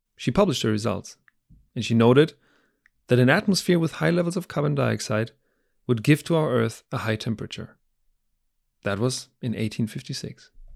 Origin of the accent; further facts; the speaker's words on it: Germany; moved away; my home country, Germany